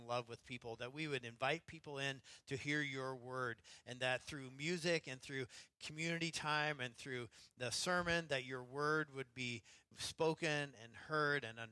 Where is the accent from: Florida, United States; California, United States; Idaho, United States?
Idaho, United States; now in Seattle, United States; growing up in Idaho